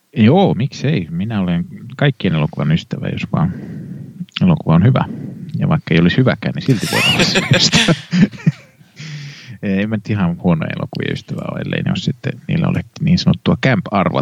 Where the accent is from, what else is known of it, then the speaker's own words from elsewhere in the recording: Kannus, Central Ostrobothnia, Finland; moved away; minä olen kannuksesta kotoisin